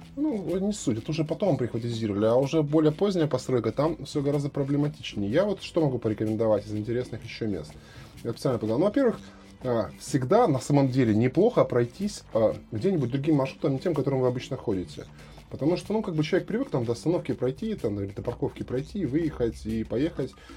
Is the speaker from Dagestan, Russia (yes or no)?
no; Krasnodar, Krasnodar Krai, Russia; я как вот коренной краснодарец, я, в общем-то, здесь родился и вырос